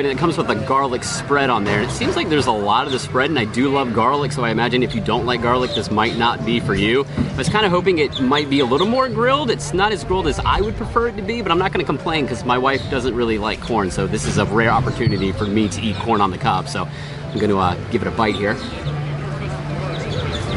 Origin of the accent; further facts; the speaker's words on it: Virginia, United States; moved away; I come from Virginia